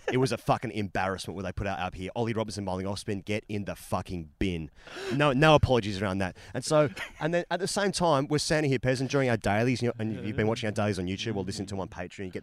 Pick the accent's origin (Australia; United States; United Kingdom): Australia; well, I'm still Australian.